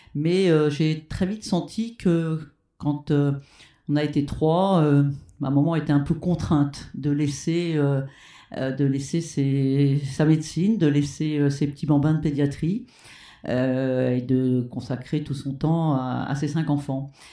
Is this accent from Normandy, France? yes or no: yes; Rouen, Normandy, France; also born or lived in Petit-Quevilly; je suis né à Petit Quevilly, mais ma famille habitait Rouen